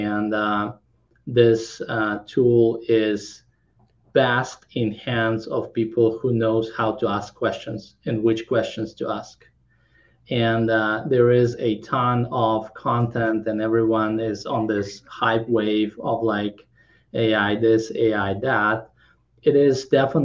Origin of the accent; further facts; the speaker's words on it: Kazakhstan; English is a second language; also born or lived in Krakow, Poland / San Francisco, United States / Los Angeles, United States; now in Orange County, United States; I came to study to Krakow, and I was born in Kazakhstan. But after 15 years being in Poland